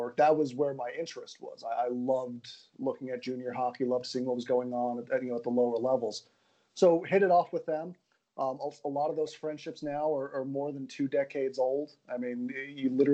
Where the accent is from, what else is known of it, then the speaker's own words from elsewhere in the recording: New York City, New York, United States; I'm a Queens kid